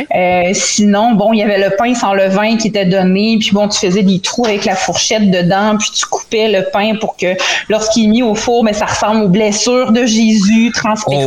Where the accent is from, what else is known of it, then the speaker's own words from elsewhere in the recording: Montreal, Quebec, Canada; also born or lived in Saint-Jean-sur-Richelieu; suis née à Montréal.